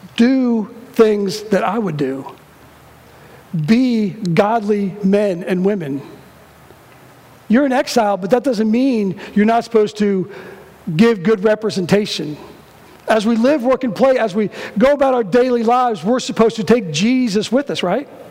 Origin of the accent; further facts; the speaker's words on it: Cincinnati, Ohio, United States; I'm from Cincinnati